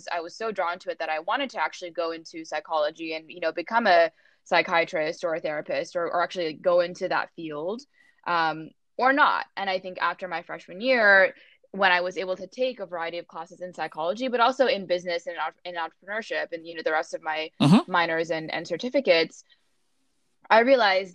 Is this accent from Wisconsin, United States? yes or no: no; Bay Area, California, United States; growing up in the Bay Area